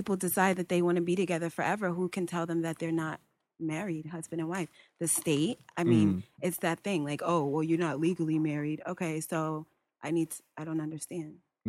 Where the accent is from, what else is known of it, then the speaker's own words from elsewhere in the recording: Bridgeport, Connecticut, United States; I came into this world in Bridgeport Hospital.